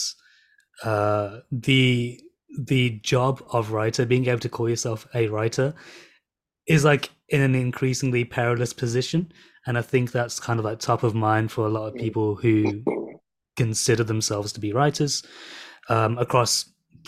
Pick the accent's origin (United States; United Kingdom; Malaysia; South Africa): United Kingdom; England; also born or lived in Birmingham / London; I'm from Birmingham and London.